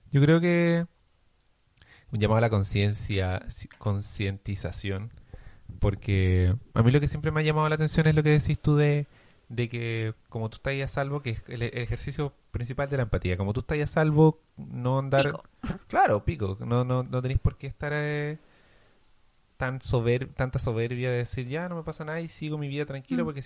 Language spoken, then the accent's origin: Spanish; Chile; Me gusta hacer la comparación de que nosotros como chilenos somos como buenos para asustarnos.